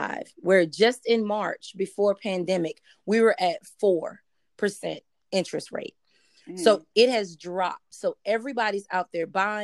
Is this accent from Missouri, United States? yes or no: no; North Carolina, United States; moved away as an adult; also born or lived in DMV (DC, Maryland, Virginia); now in Prince George's County, Maryland, United States; I'm originally from North Carolina